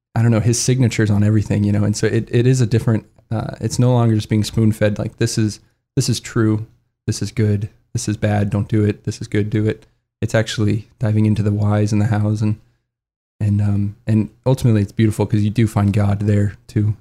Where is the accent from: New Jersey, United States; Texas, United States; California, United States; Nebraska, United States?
Nebraska, United States; Lincoln; I'm originally from Lincoln, Nebraska. I'm the fourth of five kids, but mom and dad uh, they yeah they raised us all Catholic. We're actually two blocks away from our church and our school. Um, so yeah, I, I grew up going to Catholic schools